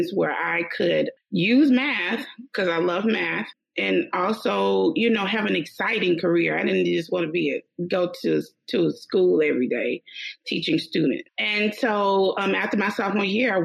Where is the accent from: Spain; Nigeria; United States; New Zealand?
United States; Meridian, Mississippi; accent: deep Southern; I started out in Meridian, Mississippi, my hometown